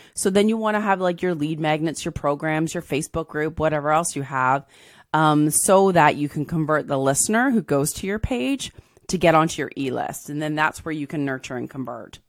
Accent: Southern Ontario, Canada; also born or lived in England; I was born in England, and then we moved to Ontario

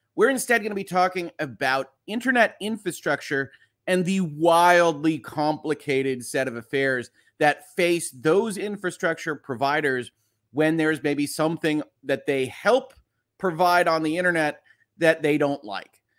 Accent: United States; I'm American

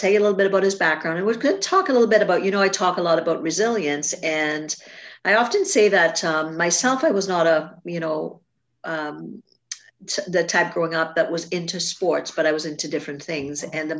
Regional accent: Canada; I'm Canadian.

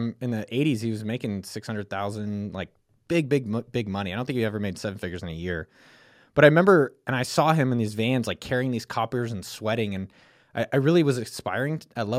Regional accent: California, United States; I grew up in Silicon Valley, you know, around a lot of it, you know, 2 miles from Apple campus.

